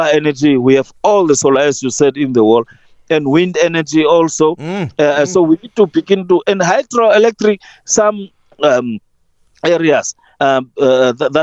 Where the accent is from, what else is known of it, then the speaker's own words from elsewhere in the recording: Namibia; here in Namibia